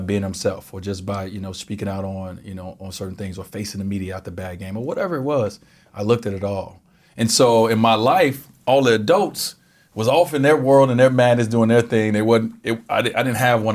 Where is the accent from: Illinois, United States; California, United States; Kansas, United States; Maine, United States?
Illinois, United States; Chicago; moved away; I grew up in Chicago